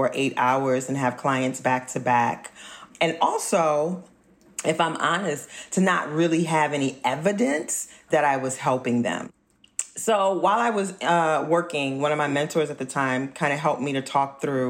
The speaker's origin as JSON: {"language": "English", "town": "New Orleans", "region": "Louisiana", "country": "United States", "tie": "born or raised there", "moved": "yes", "lives_now": "Philadelphia, United States", "said": "I grew up in New Orleans, which is one of the Blackest cities in this country"}